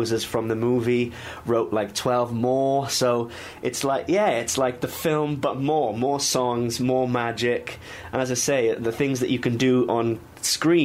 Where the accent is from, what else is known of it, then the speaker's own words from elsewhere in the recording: Wales, United Kingdom; I'm Welsh.